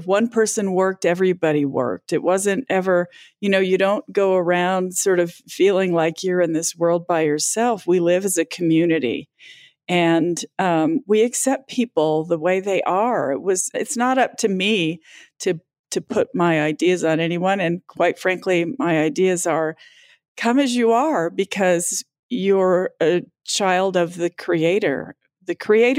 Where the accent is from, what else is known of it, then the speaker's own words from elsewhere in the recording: Southwest, United States; I'm from the Southwest